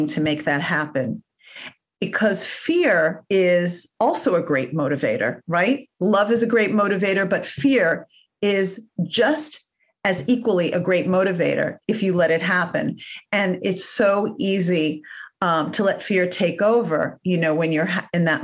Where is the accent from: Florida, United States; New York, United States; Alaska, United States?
New York, United States; New York City; moved away as an adult; now in Los Angeles, United States; I grew up in Forest Hills, Queens.